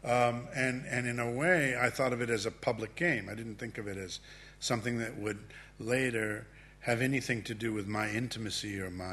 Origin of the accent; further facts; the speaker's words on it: San Francisco, California, United States; also born or lived in Medellin, Colombia; I was born in San Francisco, California, to a couple that had lived their whole lives in Medellin, Colombia